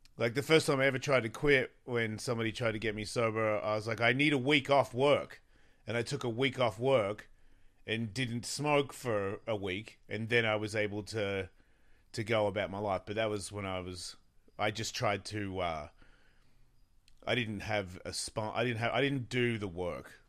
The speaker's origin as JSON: {"language": "English", "country": "Australia", "moved": "yes", "said": "I'm from Australia"}